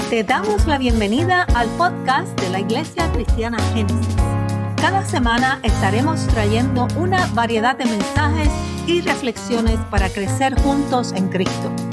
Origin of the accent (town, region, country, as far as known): United States